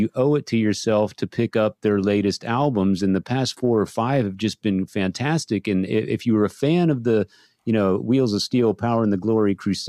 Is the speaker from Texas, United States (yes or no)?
yes; San Antonio, Texas, United States; growing up in San Antonio as I did, and continuing to live in Texas